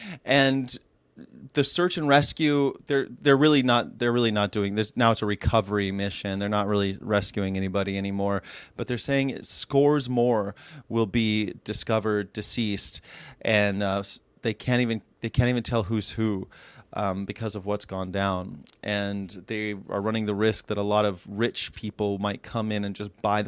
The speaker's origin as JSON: {"language": "English", "region": "California", "country": "United States", "said": "I'm like, \"I am. I'm from here. I'm from California.\""}